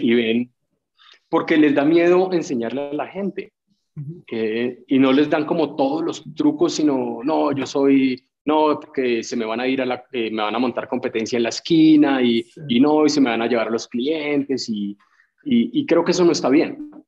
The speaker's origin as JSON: {"language": "Spanish", "country": "Colombia", "also_born_or_lived": "United States", "said": "en mi país"}